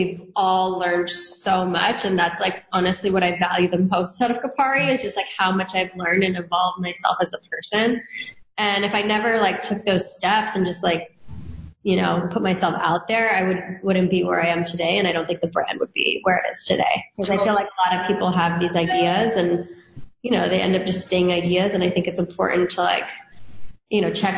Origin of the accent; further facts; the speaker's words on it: Hawaii, United States; also born or lived in New York; now in San Diego, United States; I grew up in Hawaii, so it's very Asian influenced.